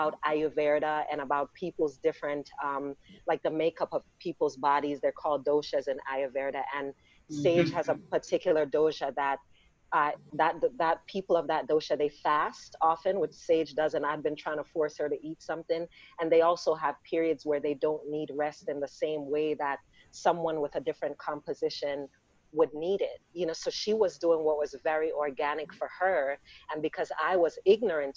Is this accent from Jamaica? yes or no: yes; Jamaica; we're Black and we're Jamaican